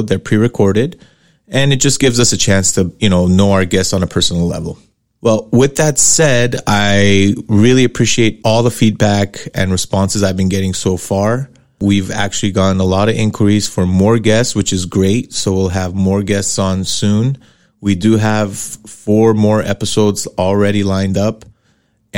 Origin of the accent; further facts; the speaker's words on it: Los Angeles, California, United States; I am born and raised in Los Angeles, specifically in Hollywood, and grew up in Sherman Oaks, which is a suburb in the San Fernando Valley